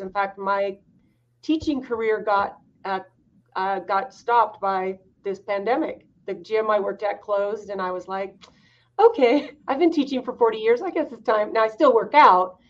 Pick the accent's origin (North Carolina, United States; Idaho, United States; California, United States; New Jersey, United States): Idaho, United States; I grew up in Idaho, um, second oldest of 14 kids